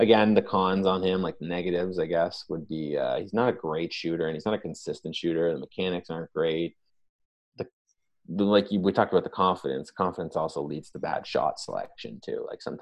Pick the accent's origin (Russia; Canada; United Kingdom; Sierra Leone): Canada; Toronto, Ontario; we're both from Toronto